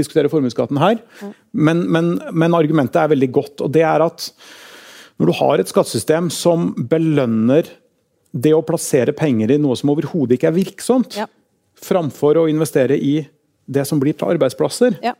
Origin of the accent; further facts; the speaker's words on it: Oslo, Norway; now in Trondheim, Norway; Jeg er fra Torshov. Der bodde vi i en liten leilighet